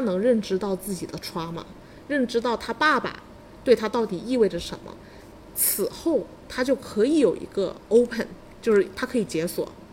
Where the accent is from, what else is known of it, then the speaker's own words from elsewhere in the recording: China; 我们中国人